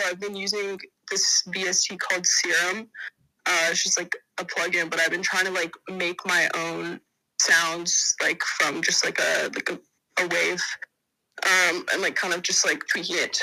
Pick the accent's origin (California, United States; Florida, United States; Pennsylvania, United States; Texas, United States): California, United States; Los Angeles; I'm from Los Angeles, California